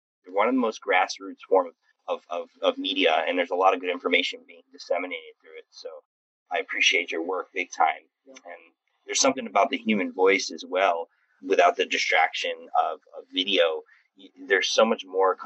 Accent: New Mexico, United States; also born or lived in Taos, New Mexico / Oregon; now in Connecticut, United States; feeling out my desert roots because I was born in New Mexico

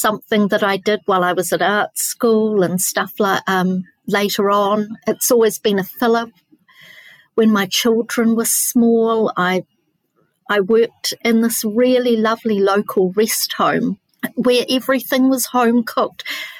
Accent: Nelson, New Zealand; I'm born in New Zealand, but moved around a lot. Most of my early years were in Nelson, which is a lovely foodie place.

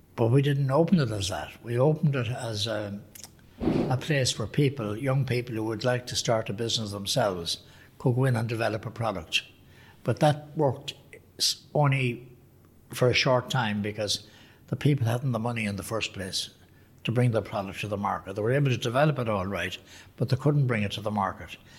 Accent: Ireland; also born or lived in United States; when I was home from the States in 61

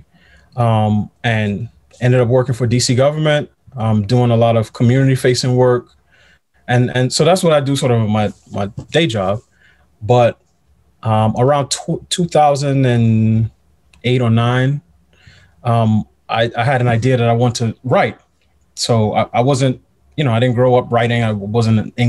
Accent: New York City, New York, United States; moved away as an adult; also born or lived in Pittsburgh; I'm from New York. I grew up in New York, in Queens

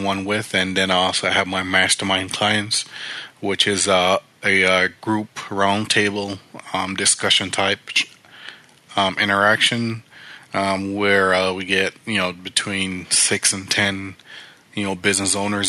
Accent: Jamaica; now in United States; it started back in Jamaica, where I grew up, when my parents were small business owners

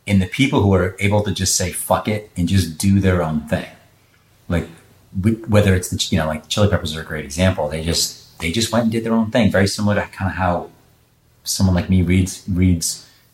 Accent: Boston, Massachusetts, United States; moved away; I'm from Boston

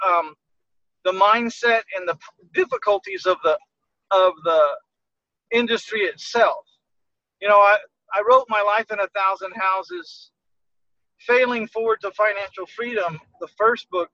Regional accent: San Antonio, Texas, United States; born or raised there

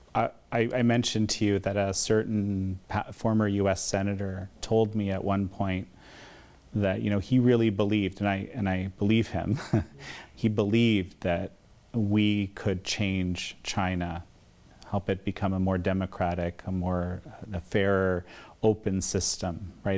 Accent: Canada; in my home country of Canada

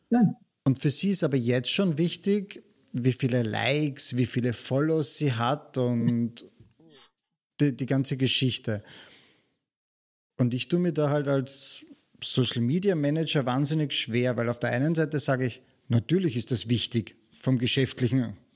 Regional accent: Vienna, Austria; Ich komme aus keiner schweren Familie, ähm, bin gut bürgerlich aufgewachsen in Wien, habe eigentlich alles gehabt, was ich wollte oder brauchte.

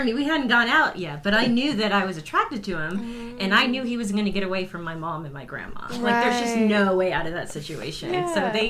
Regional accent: San Antonio, Texas, United States; I've been in San Antonio since I was born, moved away, you know, to get my education and move and work in other television markets. But I came back to San Antonio over 20 years ago.

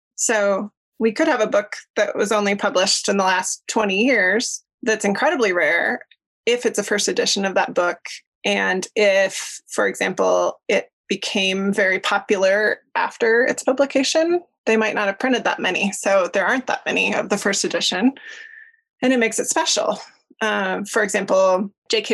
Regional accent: Denver, Colorado, United States; moved away as an adult; now in Jackson, United States; I grew up in Denver

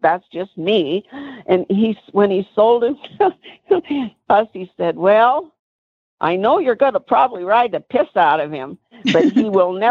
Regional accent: Washington, United States; moved away; I was from Washington.

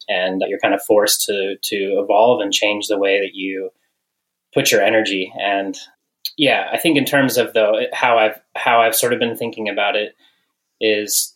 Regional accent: Western Colorado, United States; also born or lived in Missoula, Montana; growing up in Colorado, Western Colorado, with some parents who always had us outside.

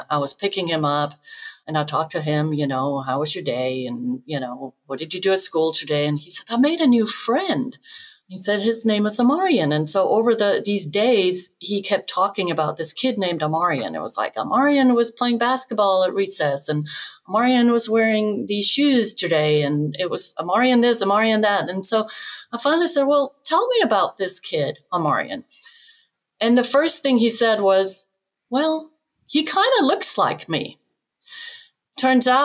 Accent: Denmark; moved away as an adult; now in United States; I grew up in Denmark, which was very white, homogenous

